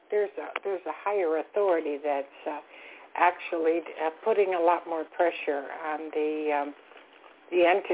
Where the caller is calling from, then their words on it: Florida, United States; I'm calling from Florida.